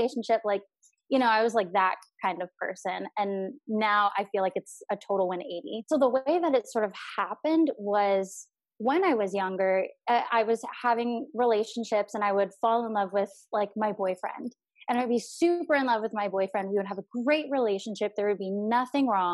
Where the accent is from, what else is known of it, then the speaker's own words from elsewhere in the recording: Orange County, California, United States; I grew up in Orange County